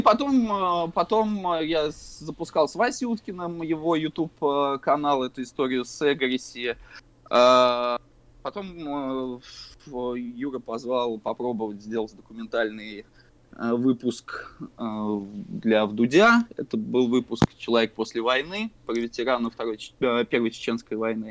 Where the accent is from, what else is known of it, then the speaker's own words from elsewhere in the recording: Saratov, Saratov Oblast, Russia; мы ходили после школы э, в городе Саратове на набережную космонавтов, и там был а, киберклуб